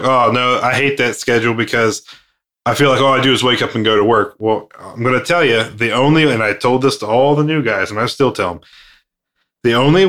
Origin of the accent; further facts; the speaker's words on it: United States; I grew up here in the States